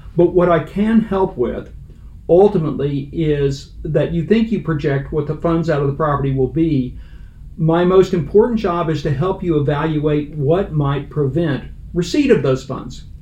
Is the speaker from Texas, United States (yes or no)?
yes; Fort Worth, Texas, United States; moved away; also born or lived in Cincinnati; I'm a Texan. It starts there. I'm a Fort Worth native, and I went through the urban public schools